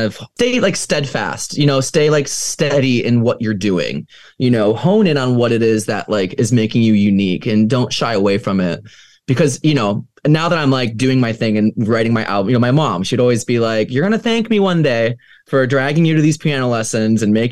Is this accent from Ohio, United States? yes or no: yes; Ohio, United States; growing up in Ohio, you know, as like a little piano player